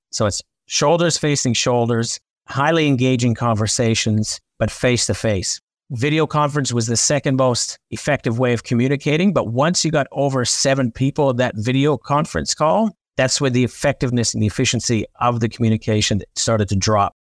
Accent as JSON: {"language": "English", "country": "Canada", "said": "I'm Canadian"}